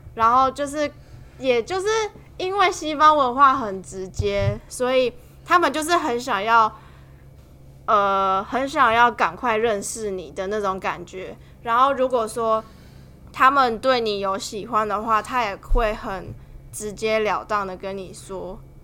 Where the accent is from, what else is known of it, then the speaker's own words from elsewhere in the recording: Taiwan; 我们台湾人讲的那个约会